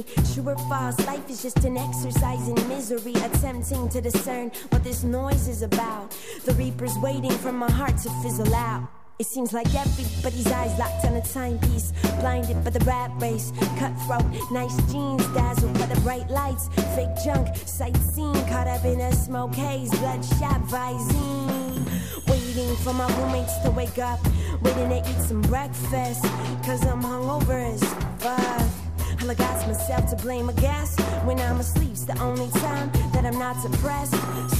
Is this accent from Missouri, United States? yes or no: no; San Francisco, California, United States; I'm from San Francisco.